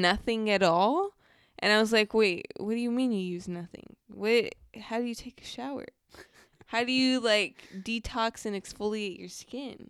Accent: Moreno Valley, California, United States; moved away; I grew up in Moreno Valley, California.

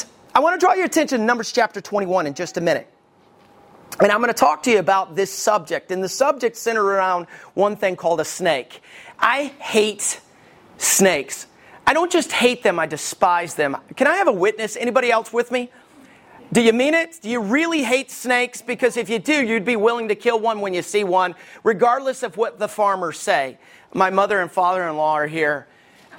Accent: Alabama, United States; I grew up in Alabama.

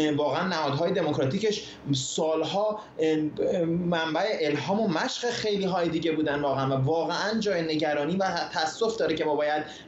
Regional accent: Iran; now in United States; ما که ایرانی هستیم

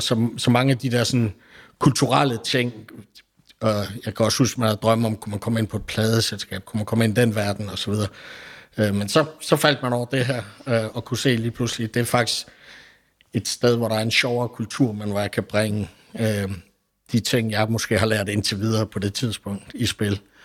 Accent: Billund, Southern Denmark, Denmark; jeg er oprindelig fra Billund

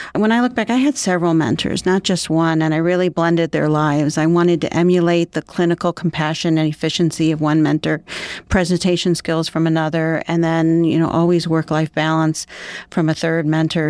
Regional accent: Cleveland, Ohio, United States; I grew up right here in Cleveland area

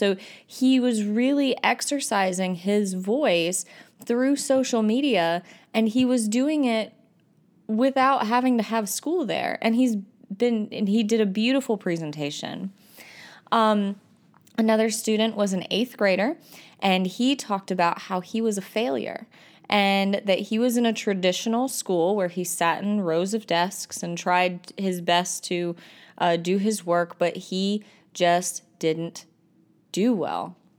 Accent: North Carolina, United States; I'm an ITF from North Carolina. And this episode, I'm coming to you from Texas and ISTE.

